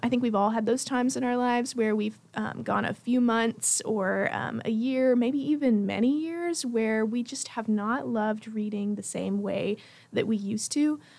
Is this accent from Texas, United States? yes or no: no; Jackson, Tennessee, United States; I am from Jackson, Tennessee